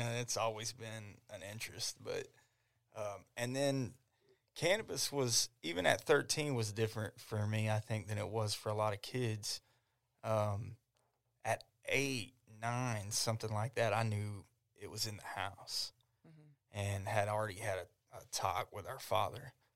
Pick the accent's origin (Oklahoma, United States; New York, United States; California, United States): Oklahoma, United States; Ardmore; I grew up in Ardmore